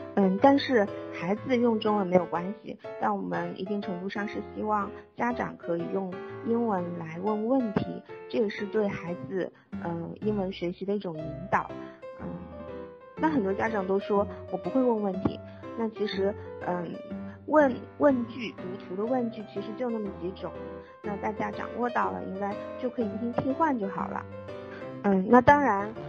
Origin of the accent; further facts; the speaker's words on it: China; 作为中国人